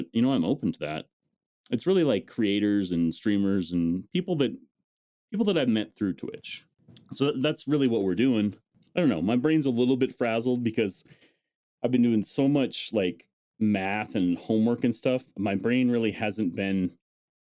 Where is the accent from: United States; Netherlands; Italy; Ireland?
United States; North Dakota; I grew up in North Dakota.